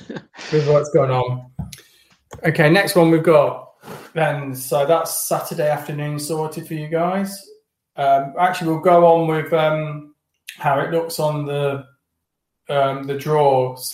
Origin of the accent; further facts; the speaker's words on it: Wales, United Kingdom; as a Welsh fan, I don't know. It's a toss of a coin. I've got a gut feeling with this that I think this is goodbye from us.